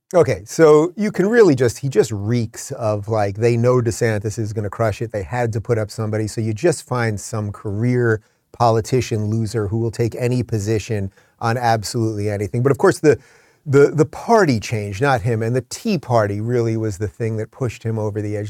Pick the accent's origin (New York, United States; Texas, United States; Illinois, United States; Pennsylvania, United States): New York, United States; moved away as an adult; also born or lived in Los Angeles; now in Florida, United States; I grew up in New York. I spent most of my ad-, adult life in New York until I moved to L A in two thousand thirteen and then to the Free State of Florida in twenty twenty-one